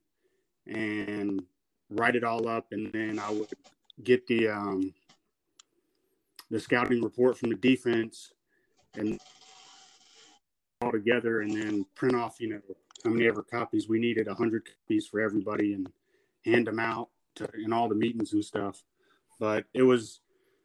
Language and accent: English; Rock Hill, South Carolina, United States; I went to South Point High School, which is in Rock Hill, South Carolina.